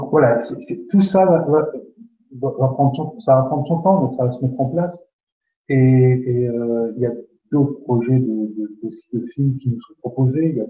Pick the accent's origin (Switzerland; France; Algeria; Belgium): Belgium; comme on dit chez nous en Belgique